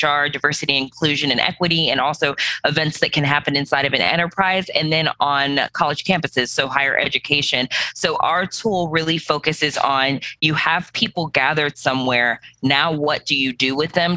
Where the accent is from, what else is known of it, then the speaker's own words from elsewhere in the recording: Cleveland, Ohio, United States; also born or lived in New York City / Nashville, Tennessee / Birmingham; now in Atlanta, United States; originally, I come from Cleveland, Ohio